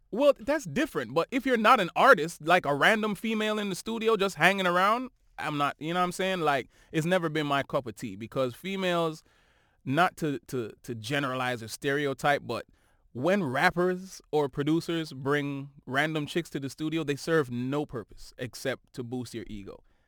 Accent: Toronto, Ontario, Canada; we are from Toronto

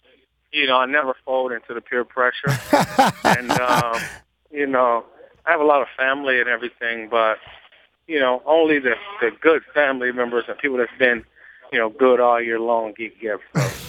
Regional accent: Cleveland, Ohio, United States; moved away; also born or lived in Miami; Yes, I'm from Cleveland.

